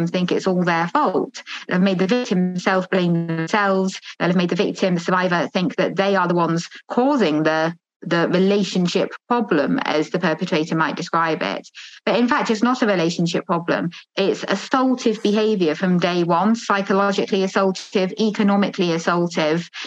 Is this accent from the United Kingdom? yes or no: yes; United Kingdom; I'm a British academic, just started a new job as associate professor at Durham University.